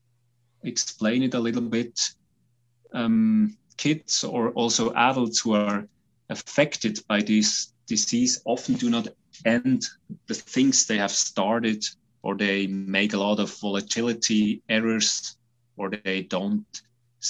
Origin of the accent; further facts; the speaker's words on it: Switzerland; I'm a psychiatrist from Switzerland.